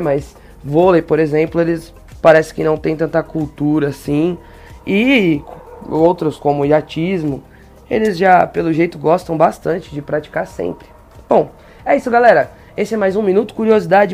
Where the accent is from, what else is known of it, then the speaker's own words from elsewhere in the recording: Brazil; nós brasileiros